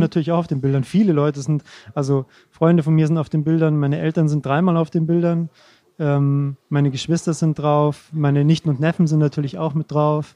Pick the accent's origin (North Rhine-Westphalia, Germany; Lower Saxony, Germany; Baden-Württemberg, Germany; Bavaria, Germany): Bavaria, Germany; Rosenheim; Ich komme aus Rosenheim